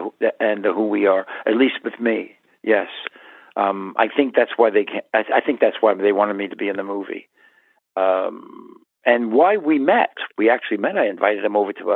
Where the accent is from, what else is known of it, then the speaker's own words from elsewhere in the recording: United States; I'm American. I wasn't Israeli